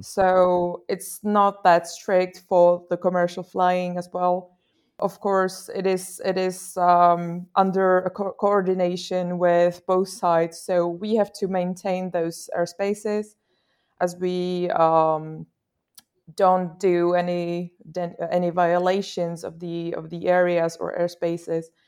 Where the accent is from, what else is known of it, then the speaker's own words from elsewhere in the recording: Czechia; I'm from the Czech Republic